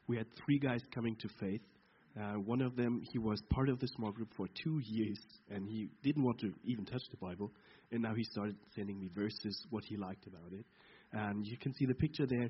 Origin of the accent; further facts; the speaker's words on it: Brunswick, Lower Saxony, Germany; I'm from Brunswick